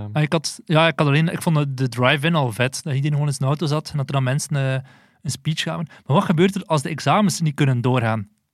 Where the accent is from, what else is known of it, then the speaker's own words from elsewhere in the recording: Belgium; wij als Belgen